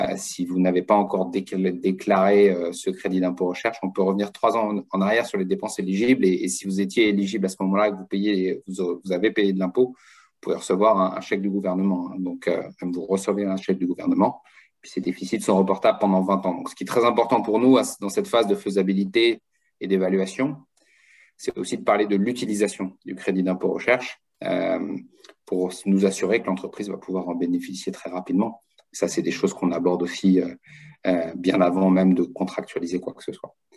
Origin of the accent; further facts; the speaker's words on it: France; moved away as an adult; now in United States; je suis français d'origine hein, et je suis parti aux États-Unis, ça fait maintenant 17 euh, ans